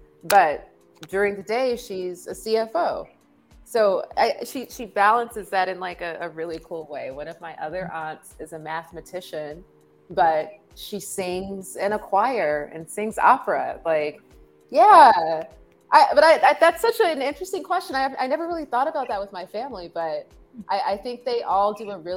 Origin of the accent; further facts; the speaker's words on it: Los Angeles, California, United States; I'm from Los Angeles as well. I'm a fourth generation Angeleno, so I have deep roots here in the city, and a lot of my work is informed by the really dope creative upbringing